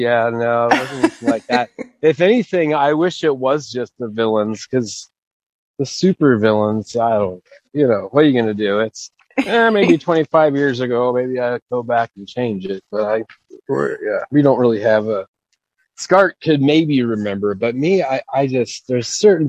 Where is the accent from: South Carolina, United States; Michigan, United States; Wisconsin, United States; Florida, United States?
Florida, United States; St. Cloud; also born or lived in Orlando, Florida; born about 3 miles, not even 2 miles from where I'm standing right now. And then I grew up in St. Cloud, which is about 30 minutes south of here.